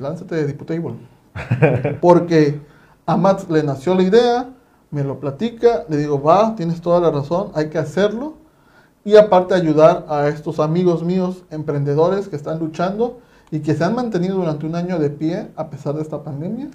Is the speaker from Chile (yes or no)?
no; Mexico; ya hablo como mexicanos